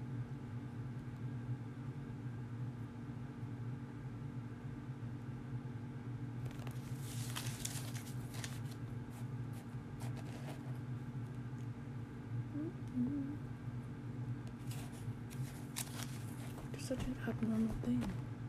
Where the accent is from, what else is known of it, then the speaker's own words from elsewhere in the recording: Calgary, Alberta, Canada; I was born in Foothills. Yeah, I lived in Forest Lawn. Yeah, I was in foster care in Forest Lawn